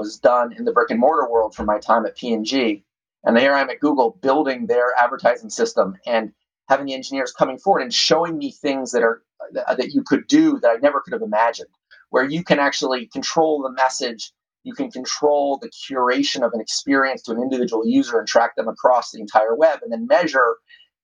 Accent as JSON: {"language": "English", "town": "Doylestown", "region": "Pennsylvania", "country": "United States", "tie": "born or raised there", "moved": "yes", "said": "my hometown of Doylestown, Pennsylvania"}